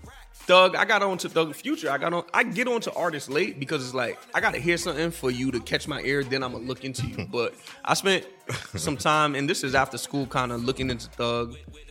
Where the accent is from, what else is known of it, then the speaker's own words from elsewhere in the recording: Haiti; accent: Haitian; I just thought it was a combination of my Haitian accent and me just being like speaking hood jargon and shit.